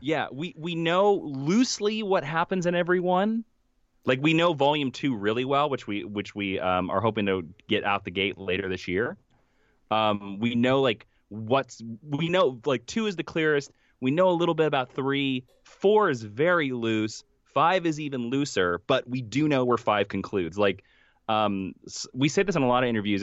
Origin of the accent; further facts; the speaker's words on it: Stark, Kansas, United States; moved away; the actual town that, you know, I'm from, which is Stark, Kansas, has a population of seventy-three people